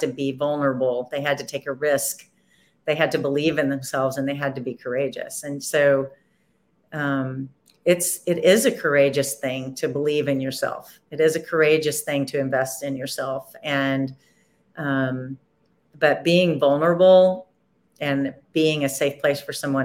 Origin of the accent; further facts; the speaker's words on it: Nashville, Tennessee, United States; I'm from Nashville